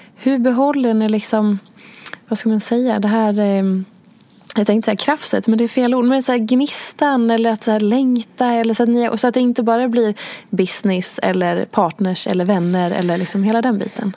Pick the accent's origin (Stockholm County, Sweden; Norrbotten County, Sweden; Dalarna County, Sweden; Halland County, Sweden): Dalarna County, Sweden; Hedemora; jag är uppvuxen i Hedemora